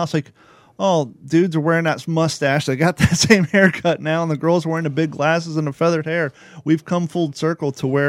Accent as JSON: {"language": "English", "town": "Richwood", "region": "Kentucky", "country": "United States", "tie": "born or raised there", "also_born_or_lived": "Covington, Kentucky / Florence, Kentucky"}